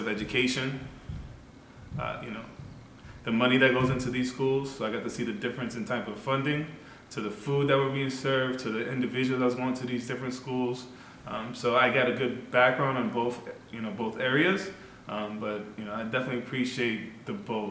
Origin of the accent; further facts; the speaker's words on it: Boston, Massachusetts, United States; I was born in Roxbury, Mission Hill, Massachusetts